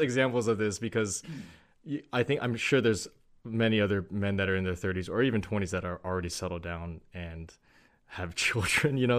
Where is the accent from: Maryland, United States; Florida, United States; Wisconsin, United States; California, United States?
California, United States; Bay Area; moved away as an adult; also born or lived in San Diego; now in Los Angeles, United States; I grew up in the Bay Area.